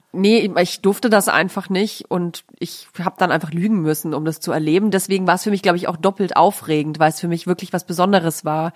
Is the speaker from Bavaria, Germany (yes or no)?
yes; Nuremberg, Bavaria, Germany; moved away; war meine Kindheit in Nürnberg recht äh, nett also ich finde Nürnberg eine schöne Stadt, um aufzuwachsen.